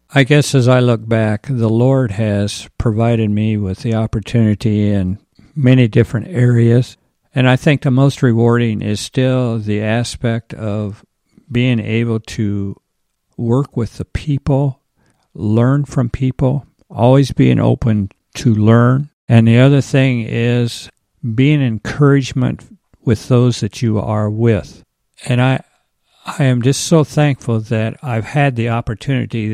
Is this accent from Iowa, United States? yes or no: yes; Conrad, Iowa, United States; I'm from Conrad